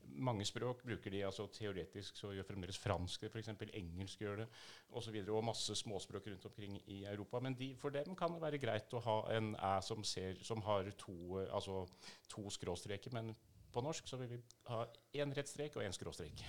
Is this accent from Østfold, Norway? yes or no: no; outside Tønsberg, Vestfold, Norway; dette er i Vestfold, uh, eh, utafor Tønsberg